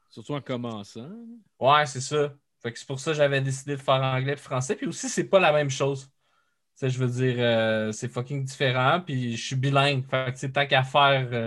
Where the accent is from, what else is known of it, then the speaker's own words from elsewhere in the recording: France; euh, j'avais dit ah ouais je viens de la France